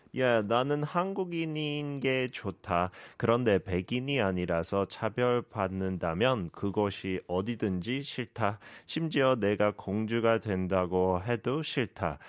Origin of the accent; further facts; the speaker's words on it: United Kingdom; as a Brit